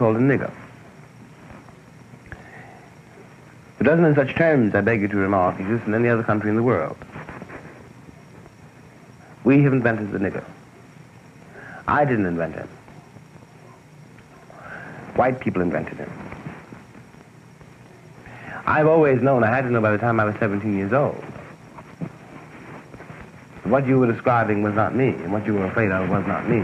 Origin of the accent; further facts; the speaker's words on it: New York, United States; I was born in Harlem. I was born in Harlem Hospital, I said. I was born in New York